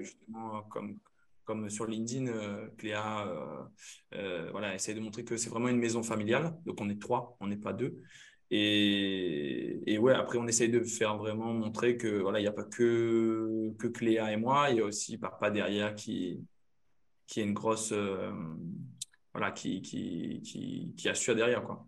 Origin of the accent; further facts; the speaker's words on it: Saint-Paul, Réunion; moved away as an adult; also born or lived in Limoges; d'où je viens, comme dit Claire La Réunion, moi c'est un Yab, sort de Game Saint-Paul un euh, petit village la Miss